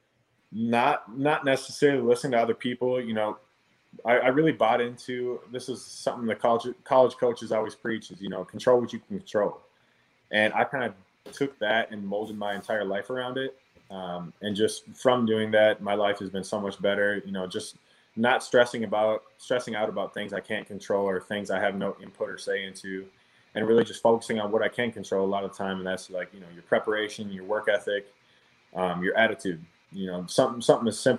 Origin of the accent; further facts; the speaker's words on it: Minnesota, United States; moved away; Growing up in Minnesota, land of 10,000 lakes